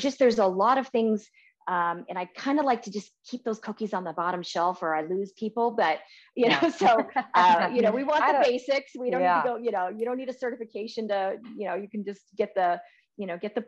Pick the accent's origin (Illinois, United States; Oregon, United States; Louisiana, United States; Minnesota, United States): Oregon, United States; Portland; moved away as an adult; also born or lived in California; I grew up in Portland my whole life and, I didn't have an umbrella until I moved to California